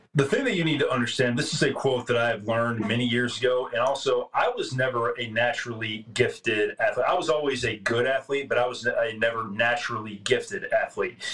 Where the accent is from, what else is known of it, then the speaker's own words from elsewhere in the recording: Tyler, Texas, United States; I grew up here in Tyler, Texas